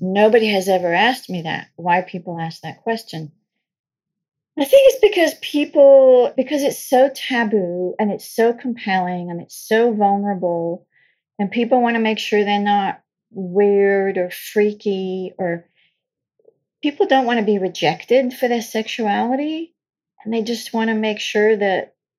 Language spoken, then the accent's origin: English; France; So I grew up in France. I know I don't sound it, but I did. I was born and raised in France.